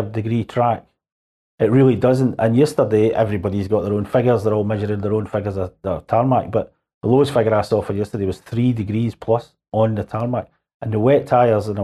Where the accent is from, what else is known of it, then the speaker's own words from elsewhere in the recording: Scotland, United Kingdom; I come from Scotland